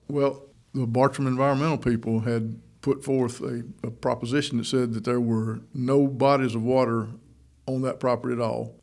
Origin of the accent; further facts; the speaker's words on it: Toccoa, Georgia, United States; also born or lived in Orlando, Florida / Jackson County, Georgia; I'm a native of Northeast Georgia. I grew up in Toccoa, up in Stevens County.